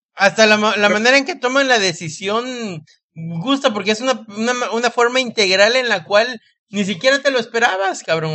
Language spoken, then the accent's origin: Spanish; Mexico; lo digo como mexicano